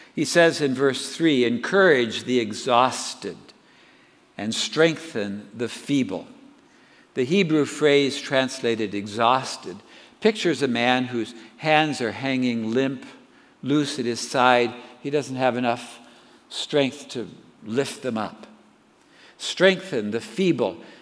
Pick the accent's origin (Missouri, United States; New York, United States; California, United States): California, United States; Southern; I grew up in Southern California